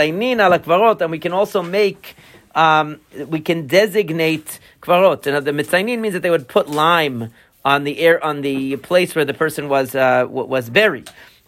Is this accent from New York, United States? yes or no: yes; Long Island, New York, United States; Where I grew up in Long Island, further out on Long Island, okay, there's like a, I forget what it is.